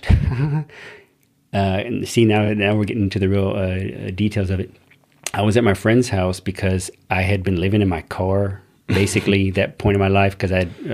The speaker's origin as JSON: {"language": "English", "town": "Corpus Christi", "region": "Texas", "country": "United States", "moved": "as an adult", "lives_now": "Germany", "said": "I uh, come from Texas. I was born in Corpus Christi. Um, I served in the military. They got me over here to Germany in 2000, so I've been here for about 20 years"}